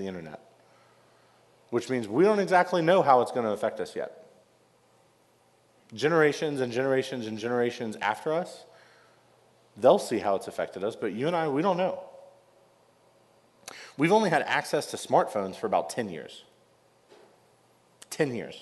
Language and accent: English; North Carolina, United States; I grew up in North Carolina and grew up a big Wake Forest basketball fan